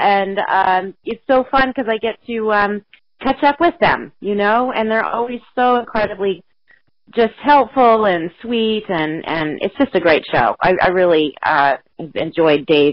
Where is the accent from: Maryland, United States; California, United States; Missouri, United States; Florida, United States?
Missouri, United States; Columbia; moved away; I'm originally from Missouri